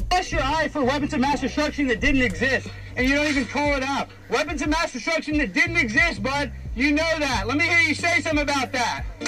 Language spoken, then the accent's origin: English; Texas, United States; We're both from Texas